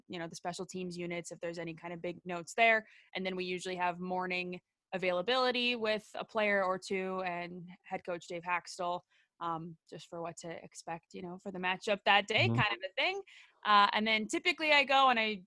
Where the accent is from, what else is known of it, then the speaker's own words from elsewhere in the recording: St. Cloud, Minnesota, United States; moved away as an adult; also born or lived in Madison, Wisconsin; now in Seattle, United States; I am a Minnesotan, born and raised in St. Cloud, Minnesota